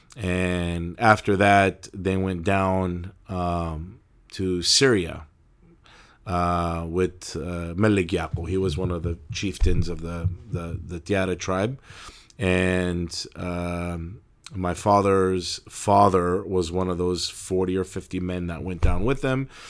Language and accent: English; Turlock, California, United States; I was born in Turlock, California